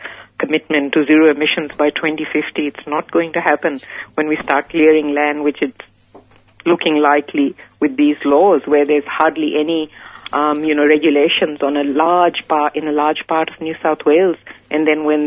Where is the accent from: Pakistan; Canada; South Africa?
Pakistan; moved away; I come from Pakistan originally. That's where I grew up.